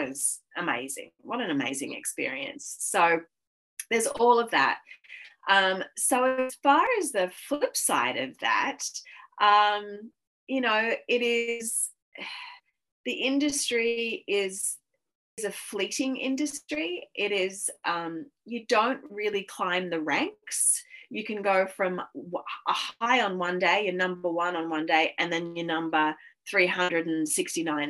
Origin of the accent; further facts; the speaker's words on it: Sydney, New South Wales, Australia; moved away as an adult; also born or lived in Los Angeles, United States; I'm from Sydney.